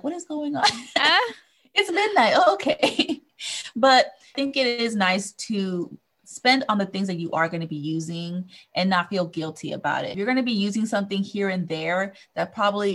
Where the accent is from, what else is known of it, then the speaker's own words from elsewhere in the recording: Southern California, United States; I was born and raised here in Southern California